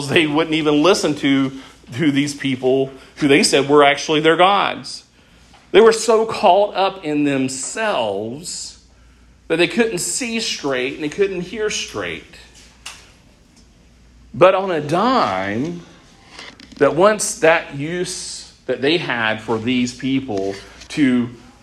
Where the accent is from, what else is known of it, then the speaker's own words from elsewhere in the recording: United States; we are American Christians